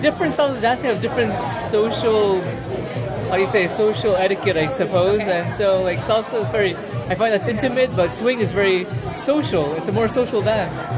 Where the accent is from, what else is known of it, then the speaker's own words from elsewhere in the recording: French Polynesia; I'm from Tahiti.